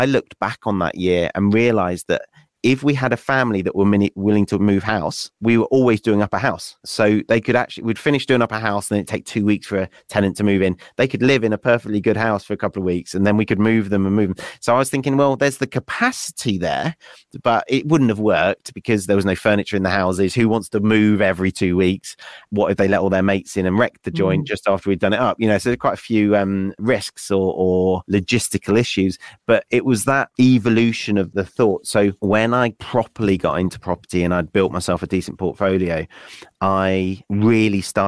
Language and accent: English; West Wales, United Kingdom; moved away as an adult; also born or lived in Nottingham; I grew up in West Wales.